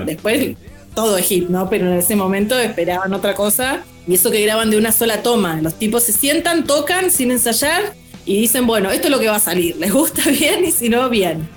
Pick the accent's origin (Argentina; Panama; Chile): Argentina; Senillosa, Neuquén; me quedé cuando era chiquita, en, era adolescente, en Cenillosa